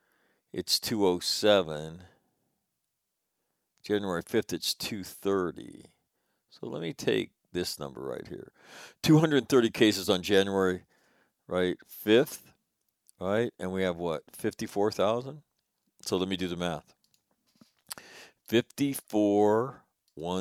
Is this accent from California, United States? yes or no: yes; California, United States; my home state of California